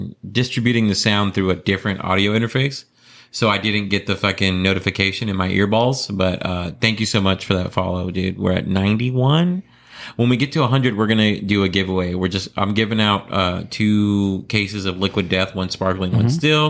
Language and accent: English; Florida, United States; moved away; I'm from Florida.